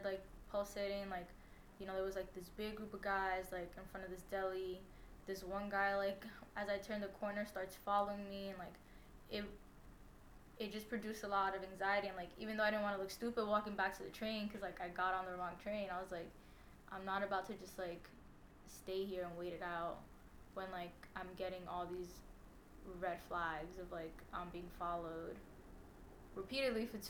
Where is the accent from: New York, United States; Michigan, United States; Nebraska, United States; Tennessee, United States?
New York, United States; New York City; also born or lived in Co-op City, Bronx; I grew up in the Hunts Point neighborhood of the South Bronx